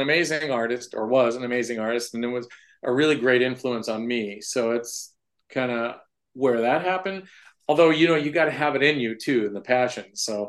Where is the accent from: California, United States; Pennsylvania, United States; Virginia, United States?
California, United States; San Jose; now in Perrysburg, United States; Originally San Jose, California.